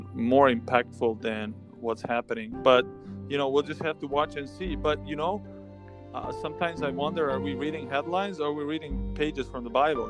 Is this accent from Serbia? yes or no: yes; Serbia; moved away; I grew up in Serbia, which is a country born in Croatia.